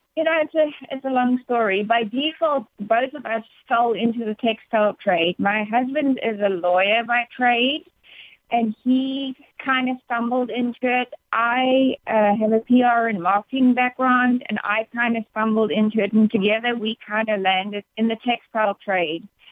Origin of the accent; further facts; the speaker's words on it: South Africa; moved away as an adult; now in United States; I am proudly South African, but proud to be in the States. I've been very blessed to spend the past 10 years of my life with my husband and my two boys in the States